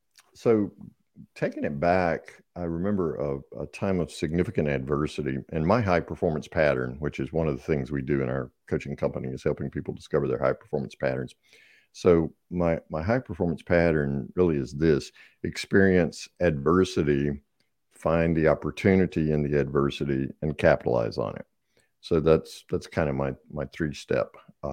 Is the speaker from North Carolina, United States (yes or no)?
yes; North Carolina, United States; I grew up in Eastern North Carolina.